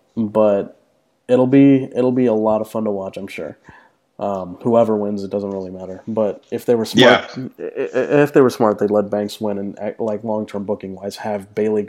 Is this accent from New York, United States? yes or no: yes; New York, United States; As a New Yorker